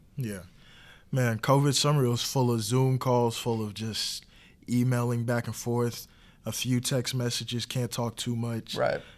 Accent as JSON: {"language": "English", "region": "Texas", "country": "United States", "said": "we're both from Texas"}